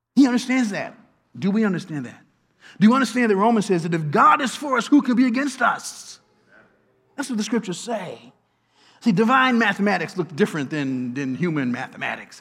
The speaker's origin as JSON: {"language": "English", "town": "Washington", "region": "District of Columbia", "country": "United States", "tie": "born or raised there", "moved": "yes", "lives_now": "Baltimore, United States", "said": "my hometown, Washington"}